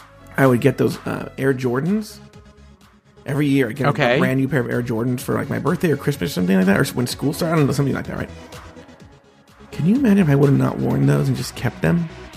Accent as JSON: {"language": "English", "area": "Orange County", "region": "California", "country": "United States", "tie": "born or raised there", "said": "I grew up in Orange County, California, which is about 90% white"}